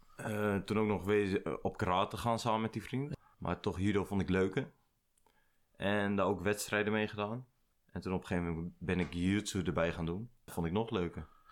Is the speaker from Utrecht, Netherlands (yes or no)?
yes; Nieuwegein, Utrecht, Netherlands; born or raised there; also born or lived in IJsselstein